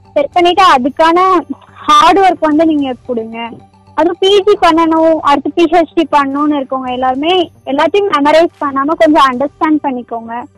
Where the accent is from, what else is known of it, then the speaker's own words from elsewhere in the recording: Thandikudi, Tamil Nadu, India; also born or lived in Tiruchirappalli / Periyakulam; என்னோட சொந்த ஊர்னு எடுத்துக்கிட்டீங்கன்னா தாண்டிக்குடி கொடைக்கானல் பக்கத்துல